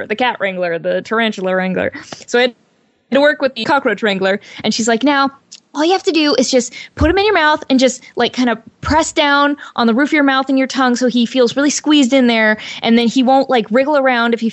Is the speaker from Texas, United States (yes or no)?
no; Portland, Oregon, United States; moved away; I decided to move away back to my hometown of Portland, Oregon